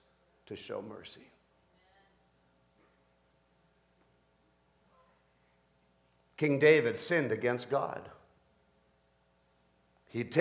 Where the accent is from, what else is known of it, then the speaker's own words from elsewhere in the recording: Colombia; now in Canada; as a Canadian to visit my own birth country of Colombia.